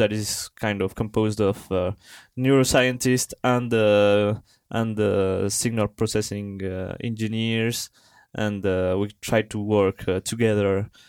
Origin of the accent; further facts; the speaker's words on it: Colombia; English is a second language; moved away as an adult; now in France; So actually I'm from Colombia